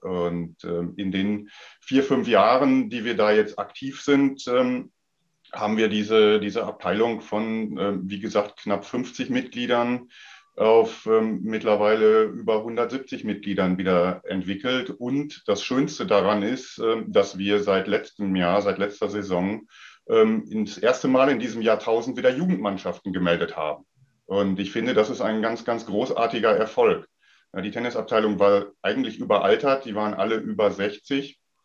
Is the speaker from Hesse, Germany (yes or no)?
no; Sauerland, North Rhine-Westphalia, Germany; moved away as an adult; ich bin ja groß geworden ähm, zu Zeiten von Boris Becker und Steffi Graf noch und habe dann mhm. damals natürlich auch äh, Anfang der 80er Jahre ähm, in meiner Heimat im Sauerland